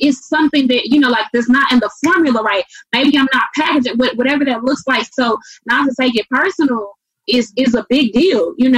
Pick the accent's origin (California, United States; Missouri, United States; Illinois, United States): Missouri, United States; St. Louis; moved away; also born or lived in the South; growing up in St. Louis, I went to 13 different schools.